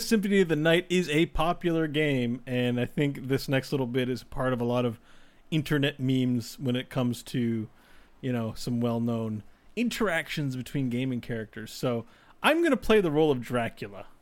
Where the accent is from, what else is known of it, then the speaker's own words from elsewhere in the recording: Canada; even as a Canadian